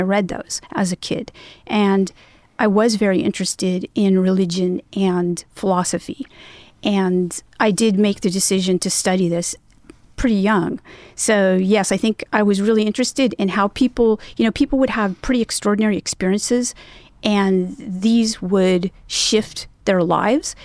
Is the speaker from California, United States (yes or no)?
yes; Northern California, United States; moved away; also born or lived in North Carolina; I'm from California, Northern California, and it's a it was and still is an eclectic culture